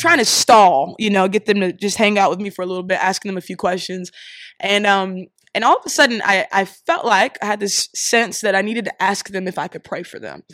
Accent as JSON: {"language": "English", "town": "Columbus", "region": "Ohio", "country": "United States", "tie": "born or raised there", "also_born_or_lived": "Missouri / Philadelphia, Pennsylvania", "moved": "as an adult", "lives_now": "Pittsburgh, United States", "said": "I live in Pittsburgh right now, um, but I was born in Missouri, raised in Columbus, Ohio"}